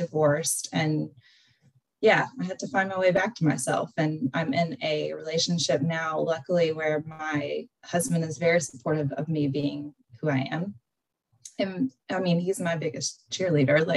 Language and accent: English; Western North Carolina, United States; I grew up in Western North Carolina, which is my accent.